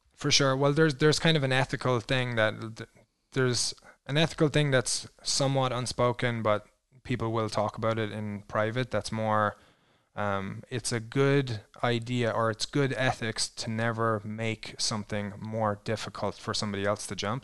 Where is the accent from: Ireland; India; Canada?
Ireland; moved away as an adult; also born or lived in New Zealand; now in Twin Falls, United States; growing up in Ireland